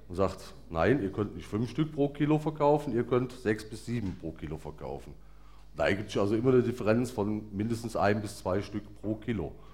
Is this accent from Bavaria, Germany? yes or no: no; Bonn, North Rhine-Westphalia, Germany; now in Vogtland, Germany; ich bin waschechter Bonner oder Rheinländer